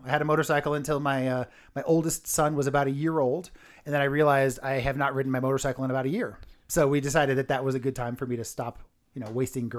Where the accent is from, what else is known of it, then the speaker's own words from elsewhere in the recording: California, United States; I'm from California.